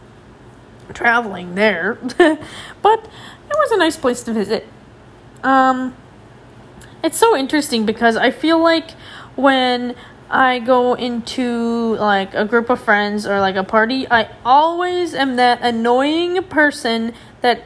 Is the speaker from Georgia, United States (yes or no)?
no; Minnesota, United States; as a Minnesotan, like as an American, as someone from the United States